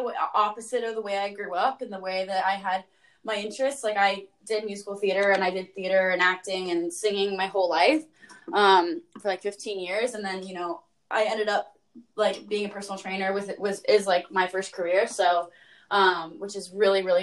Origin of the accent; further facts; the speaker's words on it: Ohio, United States; I am from Ohio.